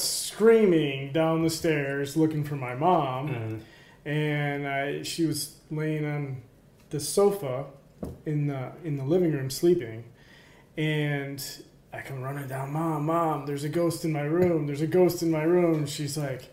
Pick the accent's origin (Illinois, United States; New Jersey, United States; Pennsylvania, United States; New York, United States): New York, United States; Rome; also born or lived in Charleston, South Carolina; At this point, I was in Rome.